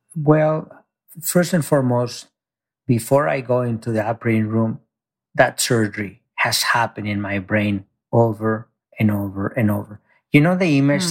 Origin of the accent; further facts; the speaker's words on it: Mexico; now in United States; I grew up very poor in Mexico. I came to this country, you know, undocumented.